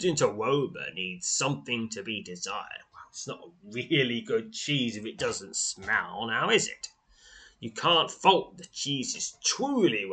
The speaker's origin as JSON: {"language": "English", "country": "United Kingdom", "said": "I'm British"}